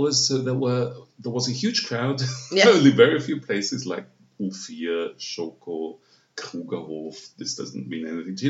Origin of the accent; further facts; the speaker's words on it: Vienna, Austria; growing up right in the center of town was like growing up in a village because all the courtyards were open.